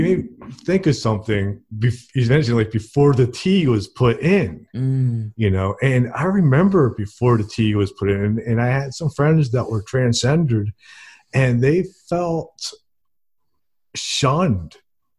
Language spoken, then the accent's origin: English; New Jersey, United States; moved away as an adult; now in Alabama, United States; I'm from New Jersey originally, mm-hmm. and I moved here to Alabama about 2 years ago.